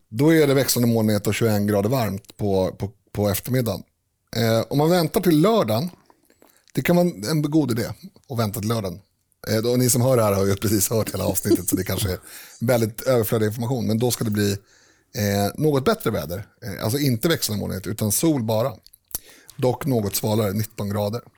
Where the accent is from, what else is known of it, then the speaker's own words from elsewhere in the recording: Sweden; jag definierar mig, definierar mig som svensk